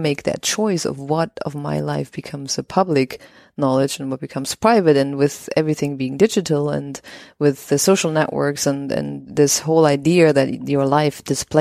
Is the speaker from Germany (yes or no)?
yes; west of Germany near the Dutch border, western Germany, Germany; I grew up in the west of Germany near the Dutch border.